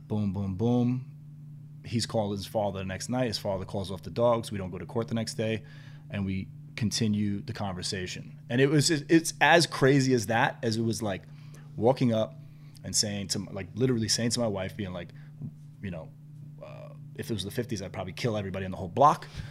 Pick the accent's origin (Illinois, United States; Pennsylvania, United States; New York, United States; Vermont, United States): New York, United States; New York City; at that age and growing up in New York was like tough white boy